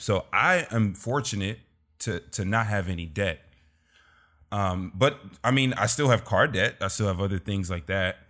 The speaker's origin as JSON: {"language": "English", "town": "Los Angeles", "region": "California", "country": "United States", "tie": "born or raised there", "said": "I grew up in South Central L A."}